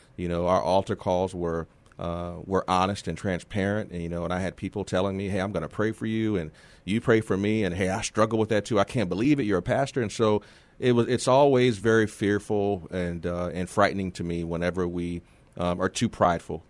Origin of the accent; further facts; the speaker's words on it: San Antonio, Texas, United States; moved away as an adult; I'm from here originally. I'm from San Antonio. I'm a graduate of Justin High School.